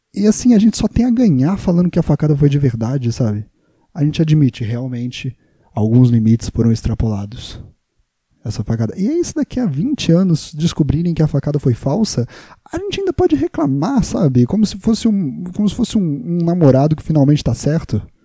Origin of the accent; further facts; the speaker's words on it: Juiz de Fora, Minas Gerais, Brazil; now in São Paulo, Brazil; eu sou de Minas Gerais, Juiz de Fora